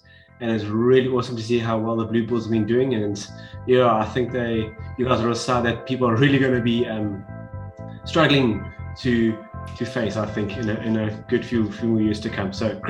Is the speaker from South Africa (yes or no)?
yes; South Africa; I'm South African